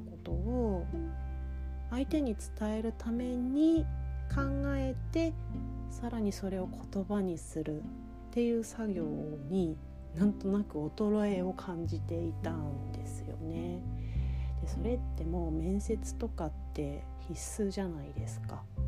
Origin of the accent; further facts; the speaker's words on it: Kagoshima, Japan; 私の地元がですね鹿児島県なんですね九州にあるんですけれども